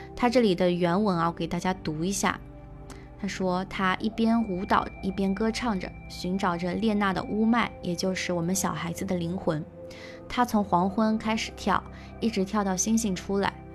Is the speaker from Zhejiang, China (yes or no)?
yes; Zhejiang, China; 我小时候是在浙江的一个山区的农村长大的嘛